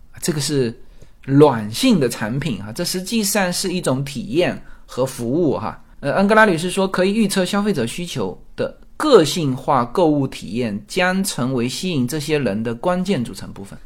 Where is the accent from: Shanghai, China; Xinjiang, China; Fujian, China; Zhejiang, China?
Fujian, China; moved away; 我们福建的那个建盏